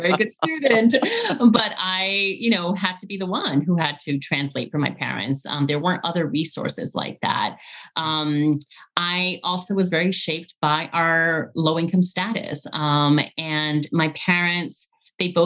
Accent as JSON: {"language": "English", "town": "Central Falls", "region": "Rhode Island", "country": "United States", "tie": "born or raised there", "also_born_or_lived": "Medellin, Colombia", "said": "I was growing up in Central Falls"}